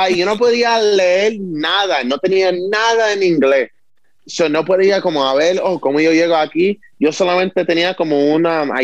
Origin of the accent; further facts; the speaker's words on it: Puerto Rico; yo no soy americano, yo soy boricua, yo soy puertorriqueño. Estoy representando mi isla, o sea, yo estoy representando mis raíces